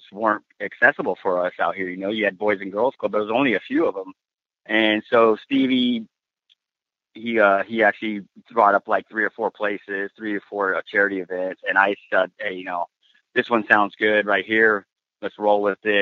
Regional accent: San Diego, California, United States; also born or lived in Key West, Florida / Groton, Connecticut; finally he got stationed in San Diego, and I grew up here

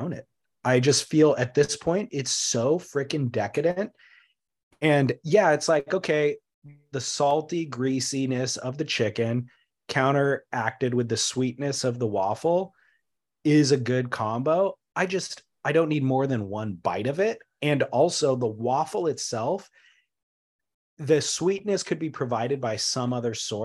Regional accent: Long Beach, California, United States; I was born in Long Beach, went to college in Long Beach

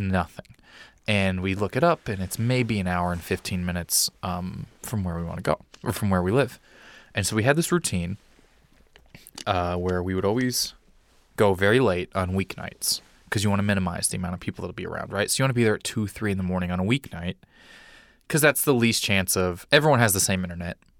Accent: Lake Tapawingo, Missouri, United States; I grew up in Missouri in a, a, a town called Lake Tapawingo.

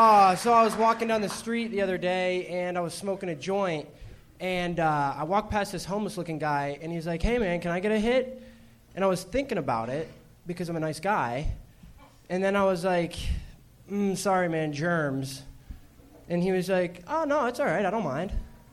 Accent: Erie, Pennsylvania, United States; No, I'm from, originally I'm from Pennsylvania.

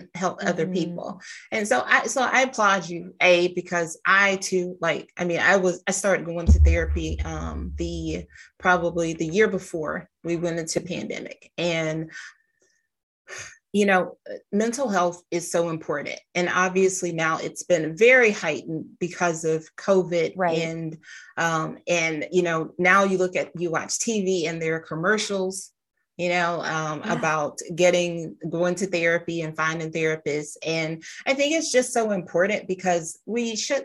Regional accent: the South, United States; I grew up in South

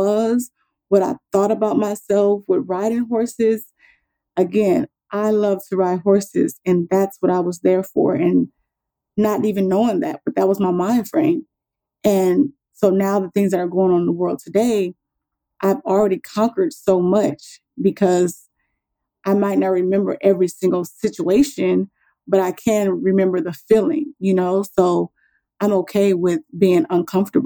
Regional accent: Compton, California, United States; moved away as an adult; now in Texas, United States; I grew up in California

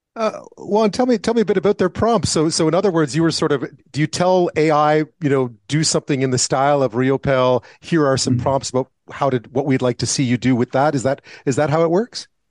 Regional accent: Montreal, Quebec, Canada; moved away; growing up in Montreal

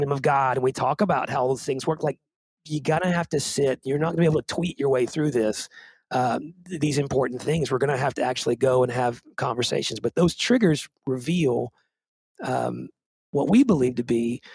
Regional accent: Nashville, Tennessee, United States; a white kid growing up in Nashville

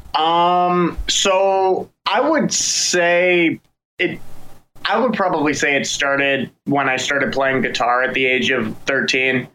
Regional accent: Frederick, Maryland, United States; now in Baltimore, United States; I grew up in Frederick

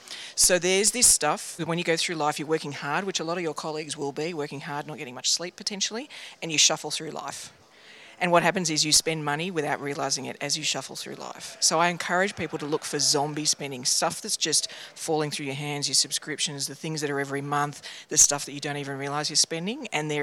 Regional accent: Sydney, New South Wales, Australia; from Sydney, Australia, and other parts of Australia and the world.

